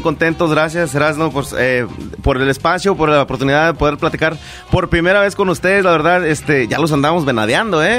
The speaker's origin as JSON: {"language": "Spanish", "region": "San Luis Potosí", "country": "Mexico", "said": "somos de San Luis Potosí"}